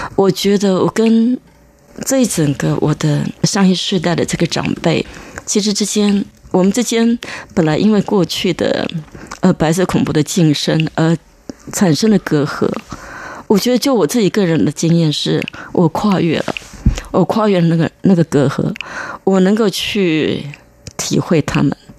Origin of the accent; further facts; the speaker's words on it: Taiwan; moved away as an adult; also born or lived in Chicago, United States; 我觉得我是台湾人